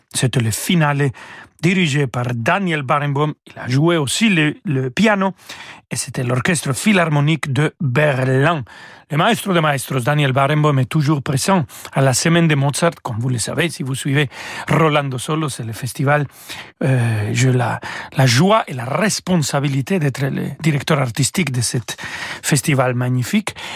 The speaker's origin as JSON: {"language": "French", "country": "Mexico", "tie": "born or raised there", "second_language": "French", "said": "je suis né au Mexique"}